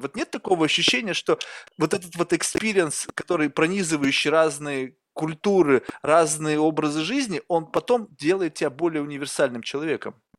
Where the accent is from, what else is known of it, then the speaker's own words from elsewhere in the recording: Russia; now in United States; я же родился в России